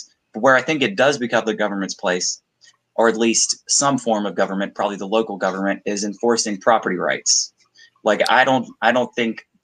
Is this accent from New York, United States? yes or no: no; South Georgia, United States; moved away as an adult; now in South Alabama, United States; I'm from South Georgia originally